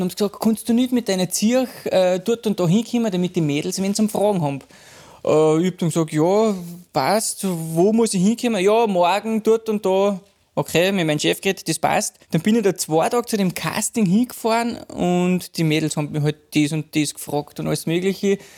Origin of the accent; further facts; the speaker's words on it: Eschenau, Salzburg, Austria; bin ich gebürtiger Pinzgauer. {S2} Ja. {S0} Äh, da bin ich aufgewachsen in einem kleinen Dorf, also äh, äh Ortsteil mit 400 Einwohnern.